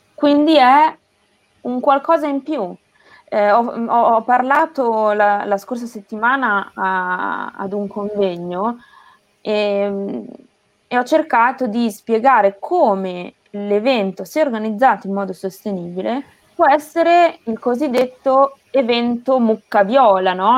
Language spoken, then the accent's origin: Italian; Castel San Pietro Terme, Emilia-Romagna, Italy; moved away as an adult; also born or lived in Rome / Bologna / Naples; vengo da un piccolo paese tra Imola e Bologna eh, che si chiama Castel San Pietro Terme